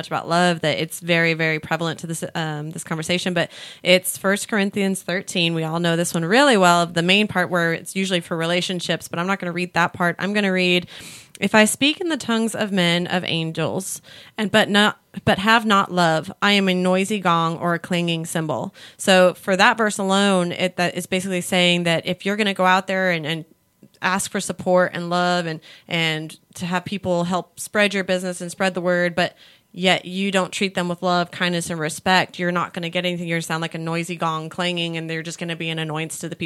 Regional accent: California, United States; now in Texas, United States; I'm back in California because I'm also from California

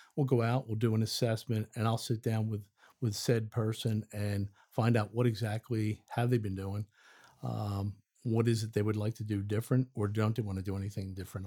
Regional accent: outside of Philadelphia, Pennsylvania, United States; moved away as an adult; now in Forest, United States; I'm actually from outside of Philadelphia, Pennsylvania.

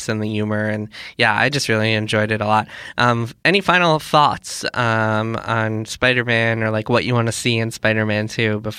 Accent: New York, United States; Maybe we'll go to my hometown

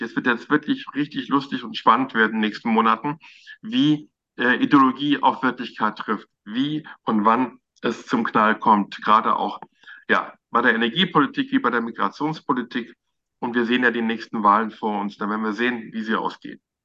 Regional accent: Frankfurt am Main, Hesse, Germany; moved away as an adult; now in Berlin, Germany; dass ich äh, in Frankfurt am Main geboren bin. Ich bin Hesse, egal, auch wenn ich jetzt schon Jahrzehnte hier in Berlin lebe.

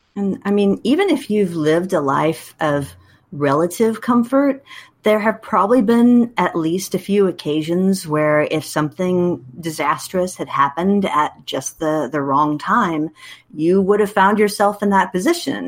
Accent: Wichita, Kansas, United States; moved away as an adult; also born or lived in Illinois / Texas; I was born and raised in Wichita, Kansas

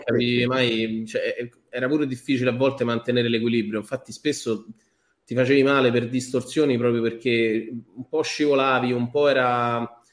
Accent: Abruzzo, Italy; moved away; sono andato su al paese in Abruzzo da me con, con mio padre

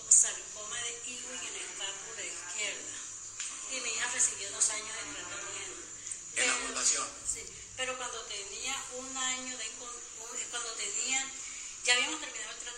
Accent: Agustín Codazzi, Cesar, Colombia; moved away; also born or lived in Barranquilla / Bogotá; soy de Agustín Codazzi Cestar. Vine en el año 1995 o 96.

